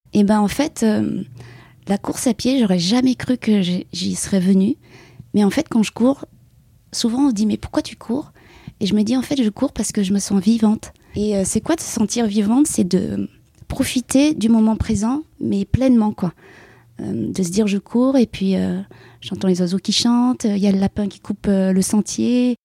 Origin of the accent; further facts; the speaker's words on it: Paris region, Île-de-France, France; moved away as an adult; also born or lived in Vietnam (parents' origin); now in Aubagne, France; j'ai habité 26 euh, ans en région parisienne et là, actuellement, depuis 15 ans, je suis sur euh, les Bouches-du-Rhône, donc plus spécifiquement sur Aubagne